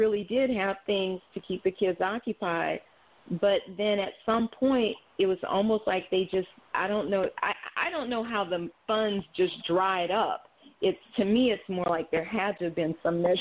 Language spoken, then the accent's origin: English; New Orleans, Louisiana, United States; I grew up in New Orleans